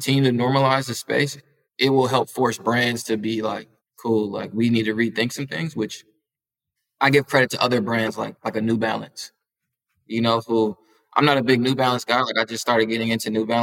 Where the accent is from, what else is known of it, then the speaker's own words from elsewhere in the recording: Minneapolis, Minnesota, United States; I'm from Minneapolis, like, the Midwest, right, like, we're hours away, you know, from Chicago